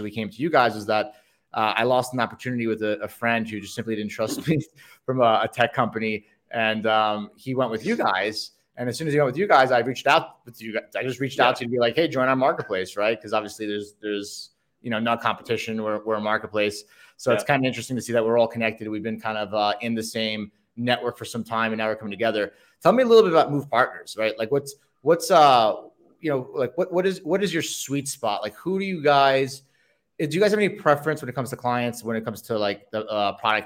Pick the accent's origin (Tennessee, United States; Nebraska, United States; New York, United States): New York, United States; New York City; moved away; also born or lived in Medellin, Colombia; I was born in New York